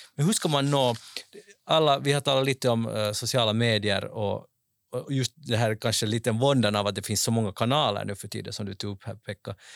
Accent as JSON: {"language": "Swedish", "country": "Finland", "said": "som finländare"}